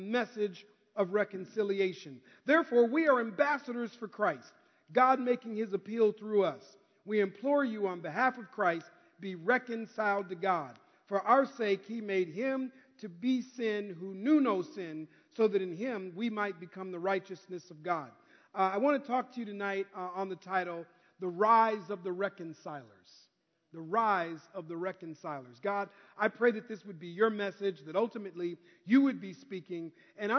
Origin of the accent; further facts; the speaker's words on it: Minneapolis, Minnesota, United States; now in California, United States; I'm originally from Minneapolis, Minnesota. But because of the winters, I now live in California. But when I was a kid growing up in Minneapolis